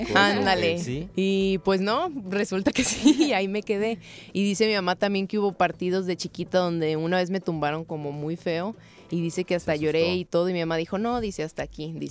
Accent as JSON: {"language": "Spanish", "town": "Tepic", "region": "Nayarit", "country": "Mexico", "tie": "born or raised there", "moved": "as an adult", "lives_now": "United States", "said": "originaria de Tepic Nayarit."}